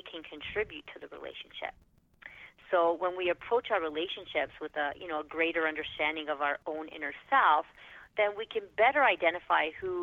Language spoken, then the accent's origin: English; Toronto, Ontario, Canada; I am from Toronto, Canada